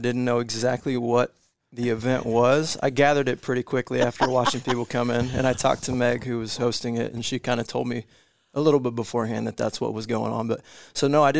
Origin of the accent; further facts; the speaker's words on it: Bedford, Iowa, United States; also born or lived in Kansas / Colorado; kind of settled in Southwest Iowa, Bedford, Iowa, small town, about maybe 1,200 people. So that was kind of my upbringing. Like I said, bounced around a little growing up, Kansas, Colorado.